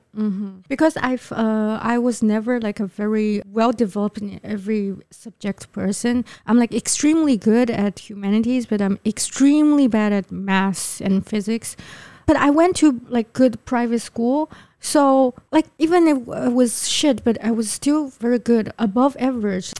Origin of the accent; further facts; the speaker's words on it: Shanghai, China; moved away as an adult; now in Taipei, Taiwan; I'm from Yangpu